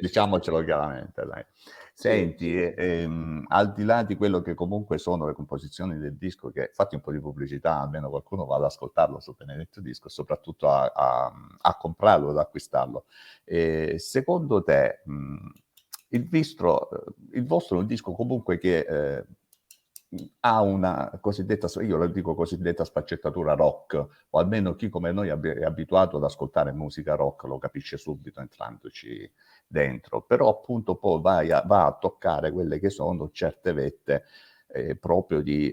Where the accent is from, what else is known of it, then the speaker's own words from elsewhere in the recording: Salento, Apulia, Italy; siamo salentini